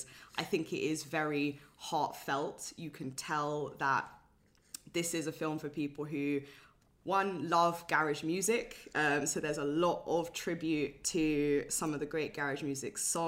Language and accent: English; London, United Kingdom; I grew up in London, North London as well